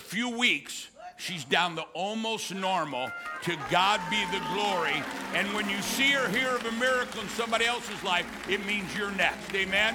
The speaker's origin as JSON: {"language": "English", "region": "Missouri", "country": "United States", "tie": "born or raised there", "moved": "yes", "lives_now": "Texas, United States", "said": "I grew up in Missouri, and we lived on the Mississippi River"}